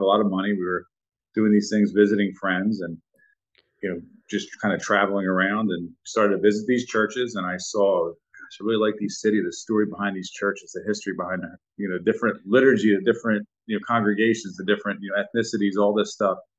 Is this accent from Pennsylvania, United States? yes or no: yes; Philadelphia, Pennsylvania, United States; I grew up in Port Richmond, and we have five churches within eight blocks